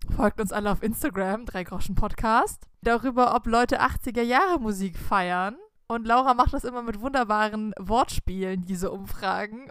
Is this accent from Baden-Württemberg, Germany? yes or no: yes; the Swiss border, Baden-Württemberg, Germany; wir sind an der Schweizer Grenze aufgewachsen